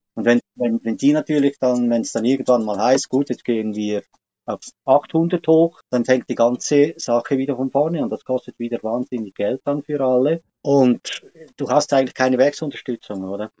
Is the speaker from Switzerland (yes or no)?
yes; Switzerland; bei uns in der Schweiz